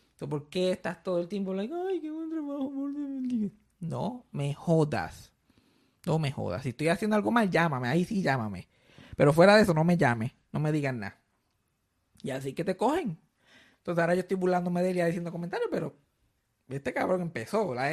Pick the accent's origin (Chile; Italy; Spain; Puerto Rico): Puerto Rico; yo soy puertorriqueño